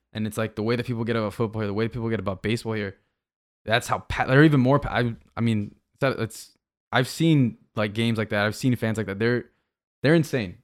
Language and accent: English; Miami, Florida, United States; I was born in Miami